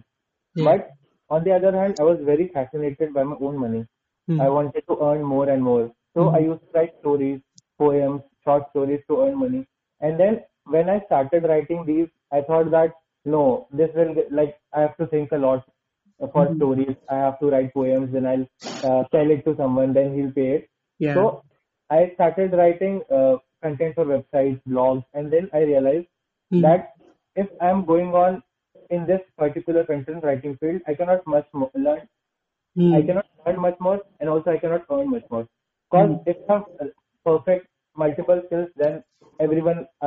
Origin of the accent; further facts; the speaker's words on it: Indore, Bhopal, Madhya Pradesh, India; I'm from Indore and I belong to Bhopal